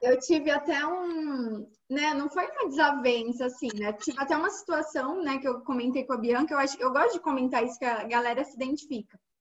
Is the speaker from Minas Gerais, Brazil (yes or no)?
yes; Minas Gerais, Brazil; moved away as an adult; also born or lived in Brasília; eu sou de Minas Gerais, já morei em Brasília